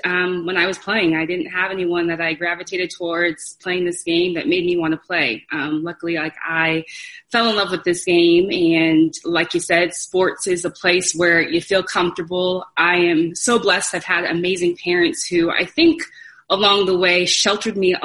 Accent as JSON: {"language": "English", "town": "Irvine", "region": "California", "country": "United States", "tie": "born or raised there", "said": "I grew up in Irvine, and that was by design for my parents"}